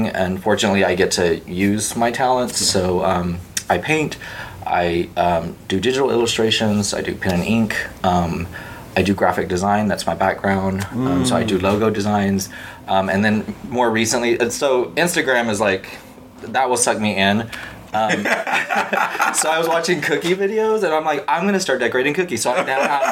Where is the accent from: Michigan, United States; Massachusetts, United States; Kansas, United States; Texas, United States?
Texas, United States; Palacios; I'm from a little bitty town on the Gulf Coast of Texas called Palacios or Palacios